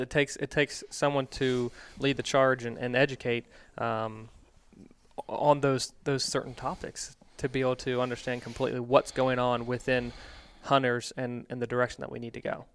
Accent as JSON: {"language": "English", "region": "Virginia", "country": "United States", "tie": "born or raised there", "moved": "yes", "lives_now": "Midwest, United States", "said": "when I grew up in Virginia"}